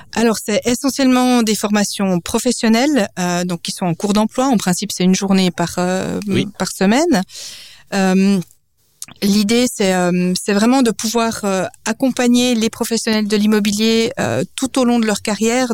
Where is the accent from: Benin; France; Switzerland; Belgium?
Switzerland; Biel/Bienne, Bern; moved away; also born or lived in New York / Lausanne / Geneva; j'ai grandi à Bienne, je suis d'origine suisse et danoise